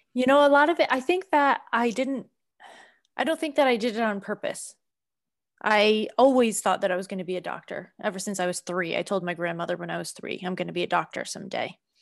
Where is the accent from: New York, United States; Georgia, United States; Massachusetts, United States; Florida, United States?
Massachusetts, United States; Boston; moved away; I'm from Boston originally